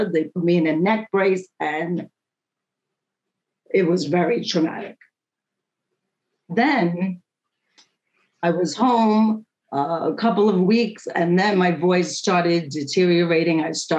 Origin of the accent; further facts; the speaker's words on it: New York, United States; And I am a talker. I am from New York.